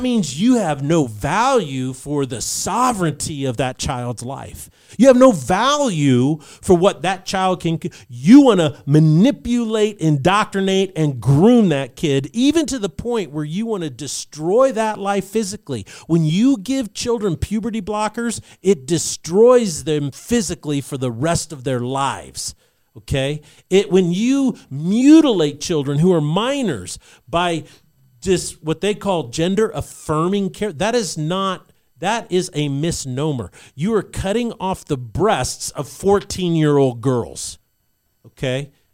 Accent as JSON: {"language": "English", "town": "Albuquerque", "region": "New Mexico", "country": "United States", "tie": "born or raised there", "said": "I was growing up in New Mexico at that time in Albuquerque"}